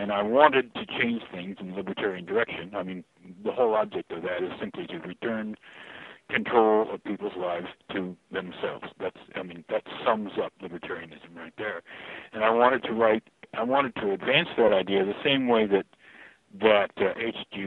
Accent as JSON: {"language": "English", "town": "Fort Collins", "region": "Colorado", "country": "United States", "tie": "born or raised there", "said": "my hometown, which is Fort Collins"}